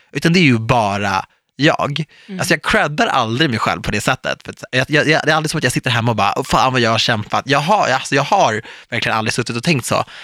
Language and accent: Swedish; Stockholm, Stockholm County, Sweden; Jag är ändå född och uppvuxen i Stockholm